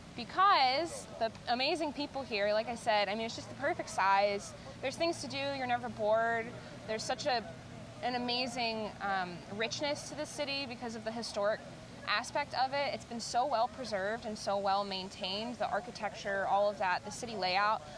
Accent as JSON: {"language": "English", "town": "Pittsburgh", "region": "Pennsylvania", "country": "United States", "moved": "as an adult", "lives_now": "Savannah, United States", "said": "I'm originally from the Pittsburgh area, um, but I've lived in Savannah for about seven seven years now."}